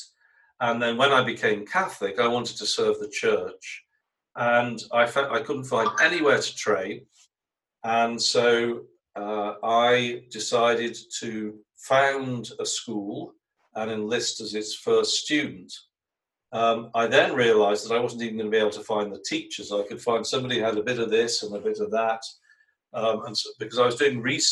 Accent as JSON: {"language": "English", "region": "England", "country": "United Kingdom", "tie": "born or raised there", "said": "I was brought up in England"}